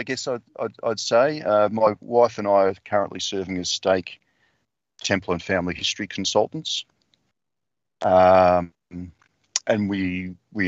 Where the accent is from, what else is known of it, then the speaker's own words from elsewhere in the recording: Geelong, Victoria, Australia; I grew up in Geelong